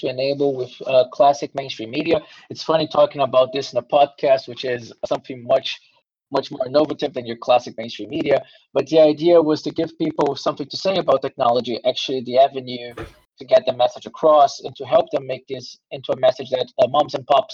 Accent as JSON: {"language": "English", "country": "Brazil", "tie": "born or raised there", "also_born_or_lived": "Germany / Taiwan", "moved": "as an adult", "lives_now": "Berlin, Germany", "said": "I have studied and research economics in Brazil, my native country"}